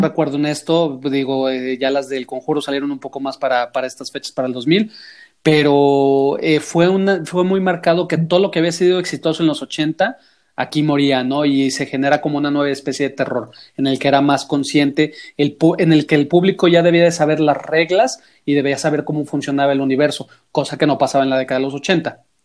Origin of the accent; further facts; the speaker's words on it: Guadalajara, Jalisco, Mexico; soy escritor de, de Guadalajara, México